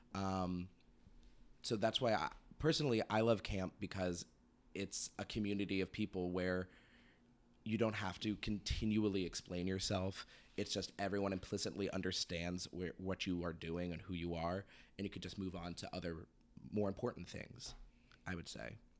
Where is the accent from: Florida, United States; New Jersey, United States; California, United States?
California, United States; Sacramento; moved away; I'm from Sacramento originally